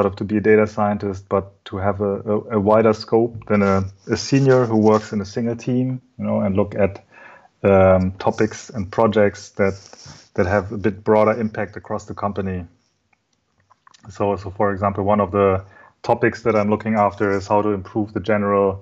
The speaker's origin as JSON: {"language": "English", "country": "Germany", "tie": "born or raised there", "said": "I'm German, so my mother is Japanese, but I was born and raised in Germany"}